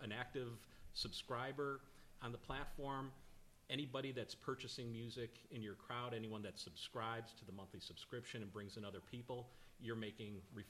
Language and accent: English; Chicago, Illinois, United States; now in Nashville, United States; From Chicago.